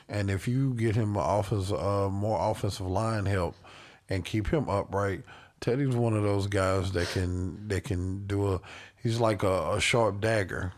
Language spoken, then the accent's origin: English; Carolina, United States; I'm from Carolina